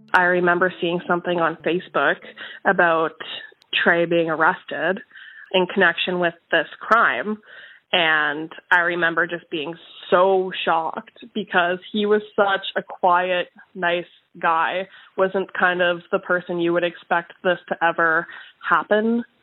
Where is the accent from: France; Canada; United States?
Canada; Winnipeg, Manitoba; I am from Winnipeg, Manitoba, Canada. And I grew up just in the southern end of Winnipeg.